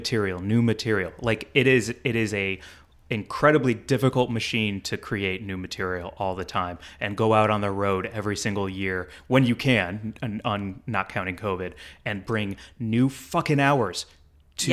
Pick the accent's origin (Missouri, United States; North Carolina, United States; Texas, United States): Missouri, United States; St. Louis; I'm proud of my home state.